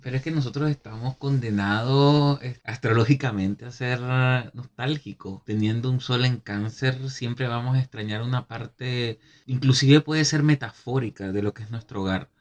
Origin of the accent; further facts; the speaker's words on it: Venezuela; moved away; somos venezolanos ambos, si no lo ha, si no lo han visto por nuestros acentos